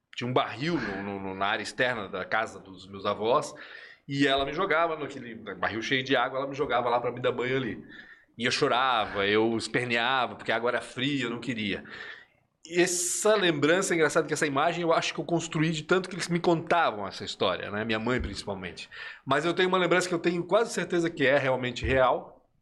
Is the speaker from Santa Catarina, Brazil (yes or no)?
yes; Blumenau, Santa Catarina, Brazil; also born or lived in Nacimiento, Chile / Belo Horizonte, Brazil / Rio de Janeiro, Brazil; a mudança que eu senti foi quando a gente saiu de Belo Horizonte e veio para Blumenau